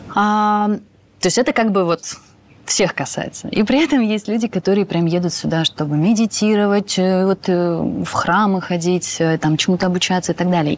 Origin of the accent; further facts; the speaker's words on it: Moscow, Russia; moved away as an adult; now in Bali, Indonesia; я москвичка